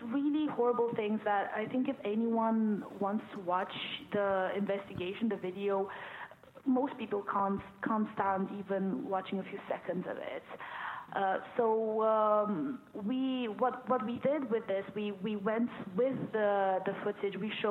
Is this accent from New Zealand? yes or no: no; Romania; moved away as an adult; now in United Kingdom; I am originally from Romania